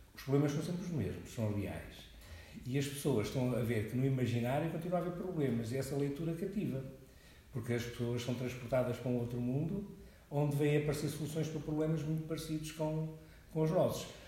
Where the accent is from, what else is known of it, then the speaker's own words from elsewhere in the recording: Coimbra, Centro, Portugal; also born or lived in Angola; Eu nasci em Angola há 60 anos e resido em Coimbra há 50, sensivelmente